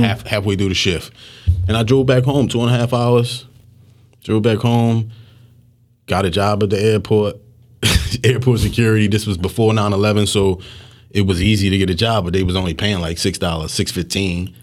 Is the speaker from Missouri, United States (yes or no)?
no; Philadelphia, Pennsylvania, United States; I'm mostly from Knightstown and Hunting Park